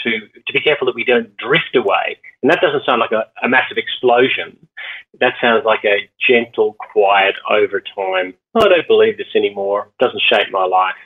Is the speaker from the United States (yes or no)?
no; Northern Ireland, United Kingdom; now in Australia; I grew up in Northern Ireland